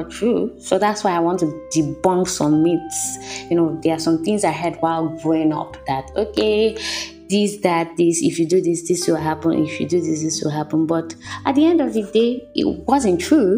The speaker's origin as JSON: {"language": "English", "country": "Nigeria", "tie": "born or raised there", "said": "growing up in Nigeria as a child"}